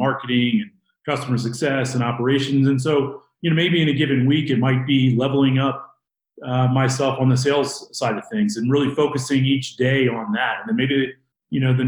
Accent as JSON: {"language": "English", "region": "Virginia", "country": "United States", "moved": "yes", "lives_now": "Denver, United States", "said": "I'm from Denver, Colorado, originally from the East Coast in Virginia"}